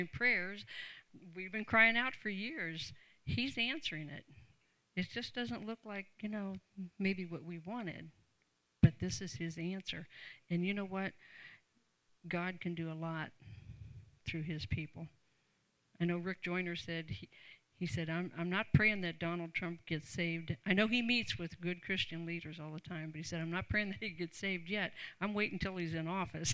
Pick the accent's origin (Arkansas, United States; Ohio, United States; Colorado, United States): Ohio, United States; Canton; I grew up in Canton, Ohio, home to the Pro Football Hall of Fame